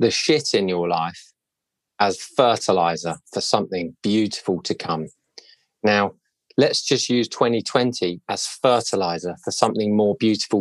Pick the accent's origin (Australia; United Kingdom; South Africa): United Kingdom; Cobham, South East England; I grew up in Cobham in Surrey